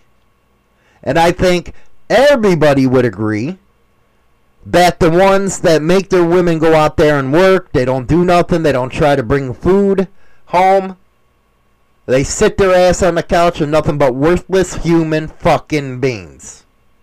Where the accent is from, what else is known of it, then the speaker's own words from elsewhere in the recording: United States; I'm an American